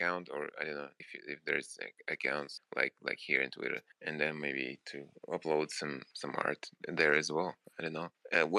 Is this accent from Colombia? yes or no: no; Moscow Oblast, Russia; Yeah, in Russia, near Moscow.